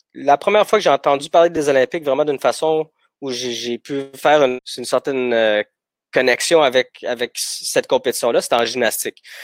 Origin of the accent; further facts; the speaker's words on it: Gatineau, Quebec, Canada; also born or lived in Bucharest, Romania; J'ai grandi à Gatineau euh, jusqu'en secondaire 3